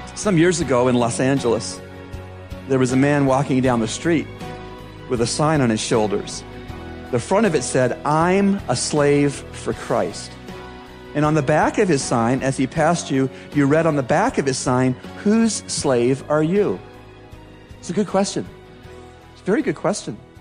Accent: Canada; growing up in Canada

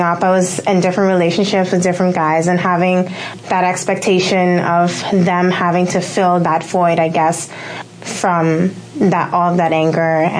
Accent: Curaçao; now in Bahamas; I'm not originally from the Bahamas. I'm originally from Curacao

